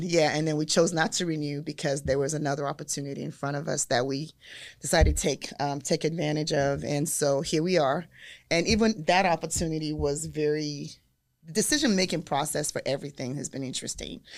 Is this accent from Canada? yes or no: no; Nigeria; moved away; I'm from Nigeria